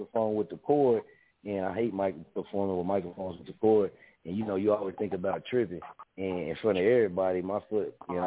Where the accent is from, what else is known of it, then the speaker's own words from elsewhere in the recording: Missouri, United States; I'm from Missouri, you know what I mean? We from here